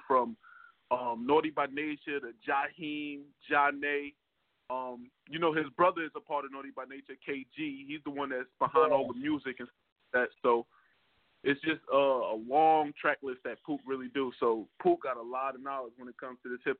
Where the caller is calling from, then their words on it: Jersey City, New Jersey, United States; I'm calling from Jersey City, New Jersey. Jersey